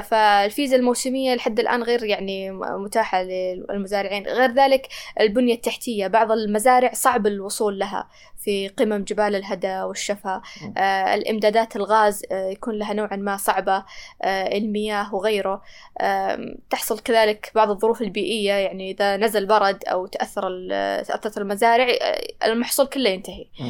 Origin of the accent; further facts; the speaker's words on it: Taif, Makkah Province, Saudi Arabia; من الطايف